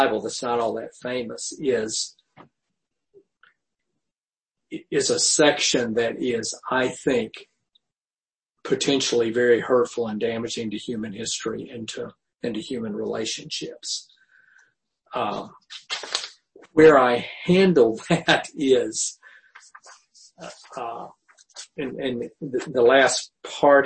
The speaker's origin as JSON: {"language": "English", "region": "the South", "country": "United States", "tie": "born or raised there", "said": "growing up in the South"}